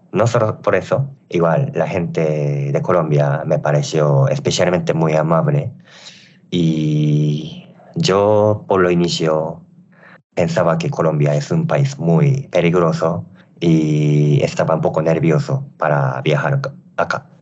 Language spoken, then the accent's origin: Spanish; Japan; Spanish is a second language; now in Querétaro, Mexico; Soy de Japón